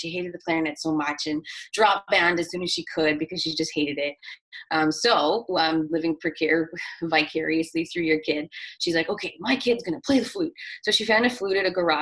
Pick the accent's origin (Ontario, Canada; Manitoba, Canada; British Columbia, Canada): Manitoba, Canada; Winnipeg; also born or lived in Brandon, Manitoba / Wawanesa, Manitoba; I'm from Winnipeg and I've lived in Winnipeg my whole life.